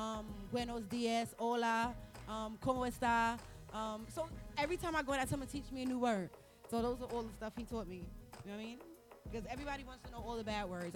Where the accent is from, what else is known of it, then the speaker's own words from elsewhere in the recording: New York City, New York, United States; I'm from the Bronx.